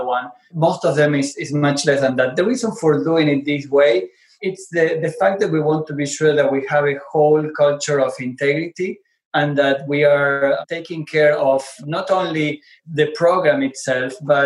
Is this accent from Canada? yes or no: no; Argentina; English is a second language; moved away; I'm originally from Argentina. You can probably notice from my accent